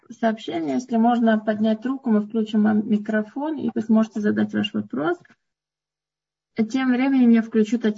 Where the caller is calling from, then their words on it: Amsterdam, North Holland, Netherlands; Добрый вечер. Это я и есть из Амстердама.